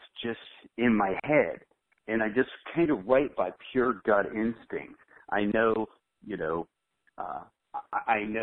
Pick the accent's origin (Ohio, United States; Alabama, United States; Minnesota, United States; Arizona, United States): Ohio, United States; now in Ocala, United States; I grew up in Ohio